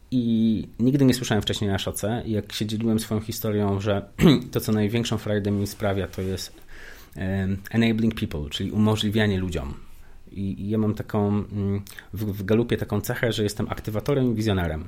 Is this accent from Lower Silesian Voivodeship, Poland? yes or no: yes; Wrocław, Lower Silesian Voivodeship, Poland; Ja i się urodziłem i wychowałem na blokowisku, wrocławskim